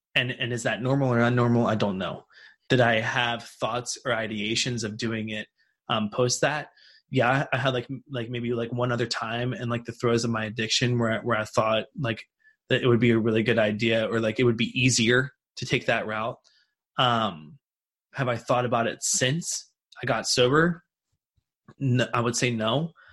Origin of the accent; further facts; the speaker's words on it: Martinsburg, West Virginia, United States; Martinsburg, West Virginia, which is where I grew up.